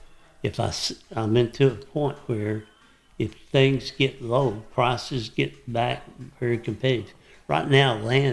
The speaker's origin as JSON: {"language": "English", "town": "Dallas", "region": "Texas", "country": "United States", "tie": "born or raised there", "lives_now": "Henderson County, Texas, United States", "said": "growing up around Dallas"}